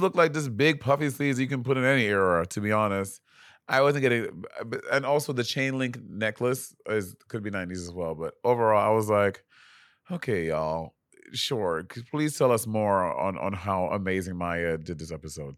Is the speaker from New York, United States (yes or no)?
yes; New York, United States; I'm from New York